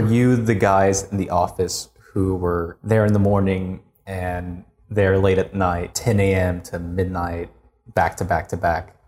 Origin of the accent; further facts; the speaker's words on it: United States; moved away as an adult; now in Korea; I'm American, and I went to school in the U S